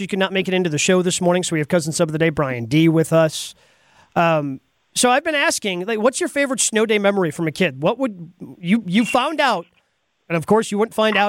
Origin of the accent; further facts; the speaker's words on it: Dodge County, Wisconsin, United States; I grew up in Dodge County